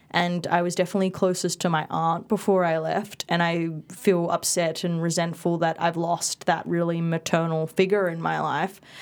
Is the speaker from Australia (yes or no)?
yes; Perth, Western Australia, Australia; first language Indonesian and Balinese; English is a second language; also born or lived in Indonesia / Bali; after we came back to Perth to live